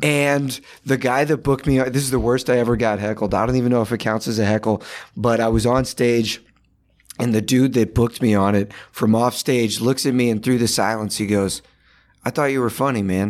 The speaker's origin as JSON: {"language": "English", "town": "Sandy Springs", "region": "Georgia", "country": "United States", "tie": "born or raised there", "also_born_or_lived": "Los Angeles", "moved": "as an adult", "lives_now": "New York, United States", "said": "I grew up, yeah, in Sandy Springs"}